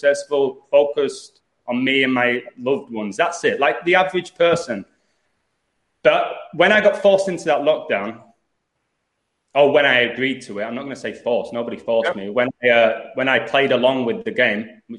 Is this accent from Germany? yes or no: no; England, United Kingdom; moved away as an adult; also born or lived in Los Angeles, United States / Chicago, United States; now in Mexico; I was born in England